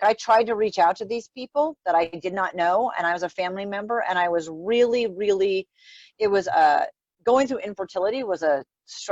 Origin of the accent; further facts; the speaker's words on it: Rhode Island, United States; I grew up in Rhode Island